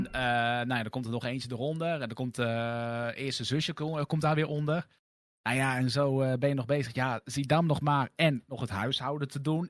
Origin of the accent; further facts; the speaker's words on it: Lexmond, Utrecht, Netherlands; ik ben weliswaar geboren in Utrecht, maar ik ben opgegroeid in het dorpje Lexmond wat er net onder ligt